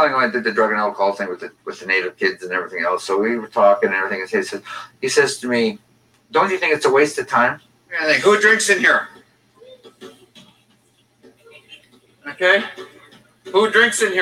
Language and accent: English; Riverton, Manitoba, Canada; when I grew up in Riverton